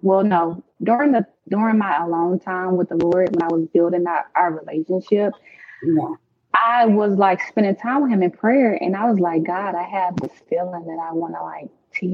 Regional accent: St. Louis, Missouri, United States; I'm from St. Louis

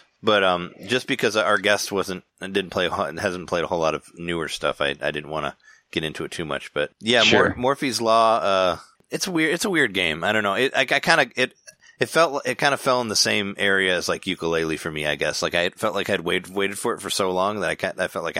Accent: Chicago, Illinois, United States; I'm from Chicago

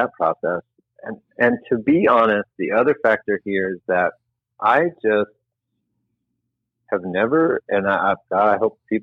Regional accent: Indiana, United States; I grew up in Indiana.

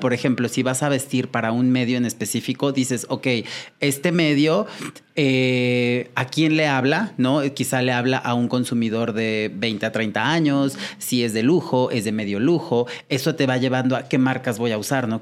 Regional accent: Puebla, Mexico; Yo soy de Puebla

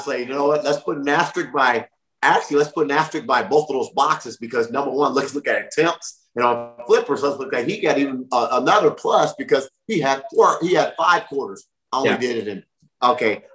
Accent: Long Beach, California, United States; I'm from Long Beach

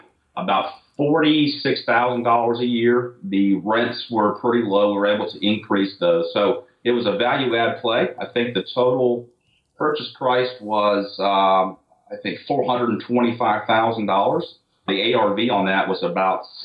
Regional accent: Charlotte, North Carolina, United States; also born or lived in Montreal, Canada; I was born in Montreal, Canada, and moved to Charlotte, North Carolina as a kid

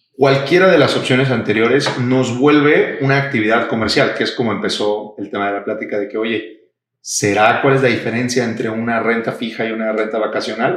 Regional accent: Mexico; los mexicanos estamos acostumbrados

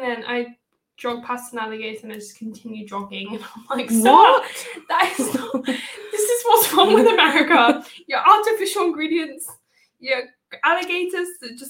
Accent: United Kingdom; I can say this as a British person

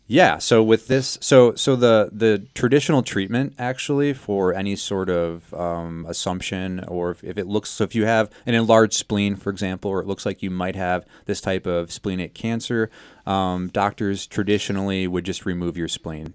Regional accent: South Dakota, United States; I'm from South Dakota

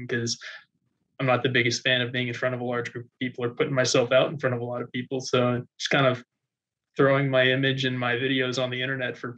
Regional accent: outside New Orleans, Louisiana, United States; I'm from outside New Orleans, Louisiana.

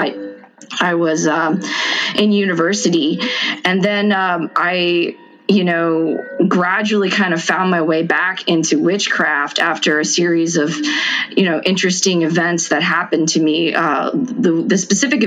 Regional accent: near New Orleans, Louisiana, United States; I grew up in close to New Orleans, but in the surrounding areas

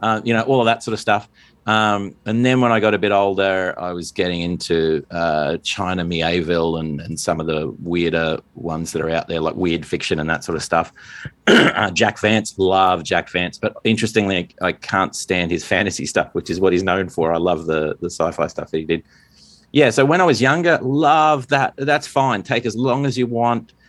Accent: Australia; as an Australian

